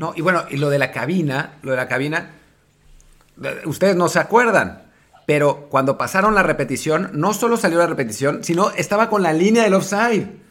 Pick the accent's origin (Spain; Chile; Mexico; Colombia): Mexico; yo le digo, de México